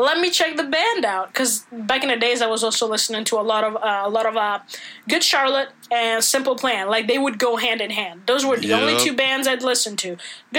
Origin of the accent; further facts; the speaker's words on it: Italy; English is a second language; moved away as an adult; now in United States; I grew up in Italy up until I was 19 or 20